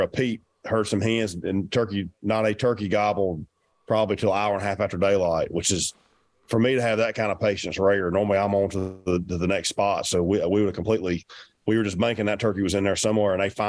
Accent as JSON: {"language": "English", "region": "the South", "country": "United States", "said": "I'm from the South, you know, our turkeys are work a little bit different."}